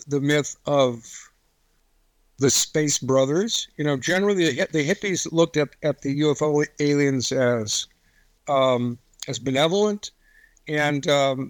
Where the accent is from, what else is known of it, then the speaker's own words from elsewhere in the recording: Marin County, California, United States; now in Kentucky, United States; I'm in Kentucky right now, but I grew up in Marin County, California